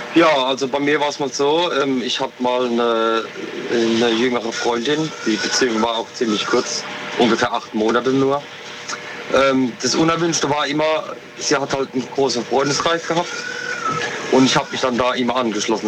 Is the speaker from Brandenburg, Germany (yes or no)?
no; Rülzheim, Rhineland-Palatinate, Germany; aus Rülzheim, in der Pfalz